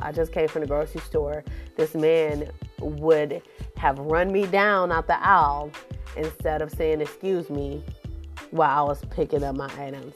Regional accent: Cleveland, Ohio, United States; I'm a Browns fan. I'm from Cleveland

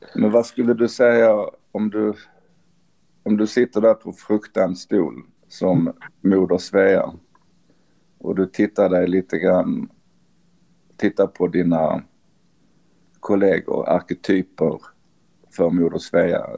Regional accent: Sweden; vi som är svenskar

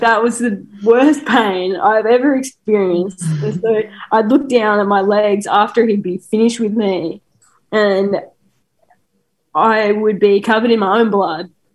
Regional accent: Australia

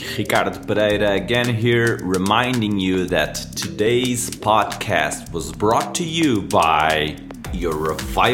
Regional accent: Portugal; moved away as an adult; also born or lived in Vancouver, Canada; now in Brazil; I'm originally from Portugal, even though I'm living in beautiful Brazil

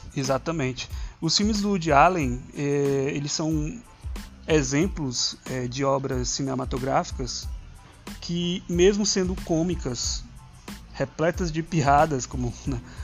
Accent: Ceará, Brazil; accent: cearense; que eu não tenho um sotaque cearense. Eu falo, acabei de falar uma palavra super cearense

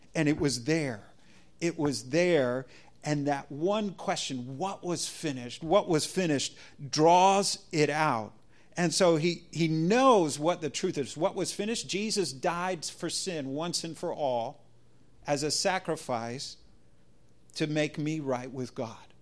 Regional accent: United States; as an American

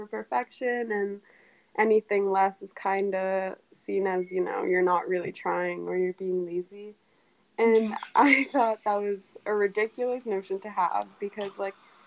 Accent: Trinidad & Tobago; I'm from Trinidad and Tobago in the Caribbean

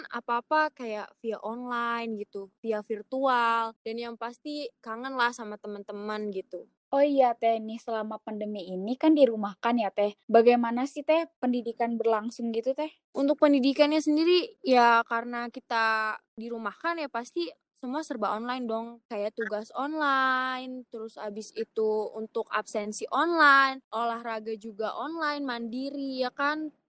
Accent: Serang, Banten, Indonesia; dari Prodi Teknik Bangunan Landasan Angkatan ke-11, asalnya asal Serang, lahirnya di Jawa.

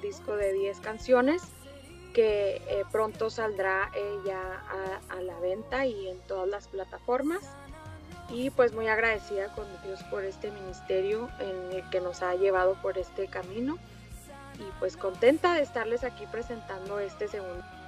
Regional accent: Ciudad Juárez, Chihuahua, Mexico; now in El Paso, United States; nacida en Ciudad Juárez, Chihuahua, México

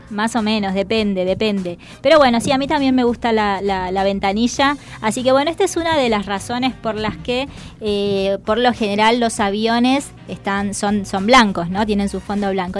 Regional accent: Salta, Argentina; moved away; also born or lived in Buenos Aires; yo soy del interior, yo soy de Salta, de la provincia de Salta

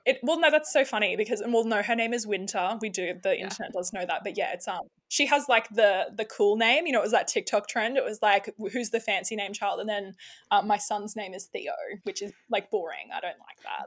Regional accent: Sydney, New South Wales, Australia; accent: Australian; now in Queensland, Australia; I'm from Sydney originally. Um, yeah, right near the beaches there

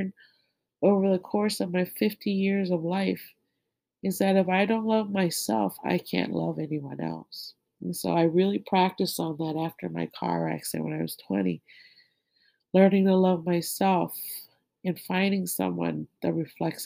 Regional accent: Thailand; And I'm from Thailand

